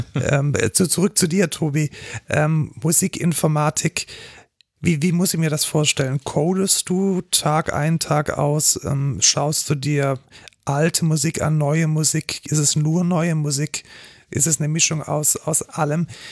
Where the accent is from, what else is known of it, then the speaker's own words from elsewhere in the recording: Germany; wir als Deutsche